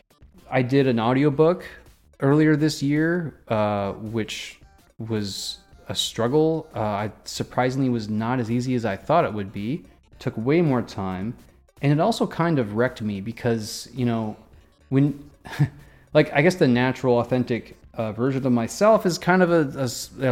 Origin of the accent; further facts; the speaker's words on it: Midwest, United States; I was born in the Midwest